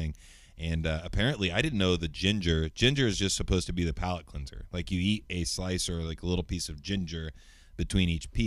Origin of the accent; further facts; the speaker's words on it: United States; I'm an American. I'm a dumb American.